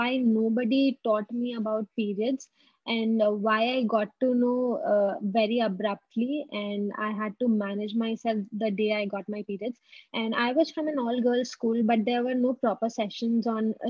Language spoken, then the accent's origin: English; Kolkata, West Bengal, India; moved away as an adult; also born or lived in Delhi NCR; I came back to my hometown